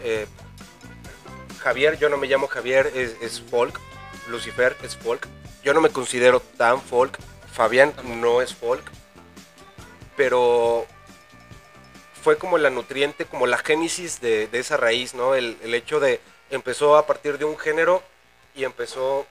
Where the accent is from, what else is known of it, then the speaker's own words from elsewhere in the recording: Querétaro, Mexico; also born or lived in Naucalpan (Ciudad Satélite), State of Mexico; tengo 28 años, güey, siendo queretano